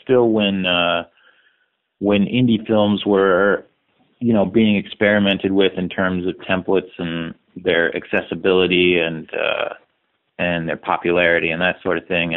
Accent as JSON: {"language": "English", "town": "Salt Lake City", "region": "Utah", "country": "United States", "tie": "born or raised there", "said": "I was a kid from Salt Lake City, Utah"}